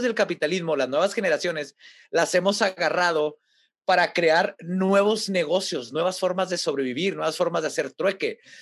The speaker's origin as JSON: {"language": "Spanish", "country": "Mexico", "said": "somos mexicanos. Como mexicanos"}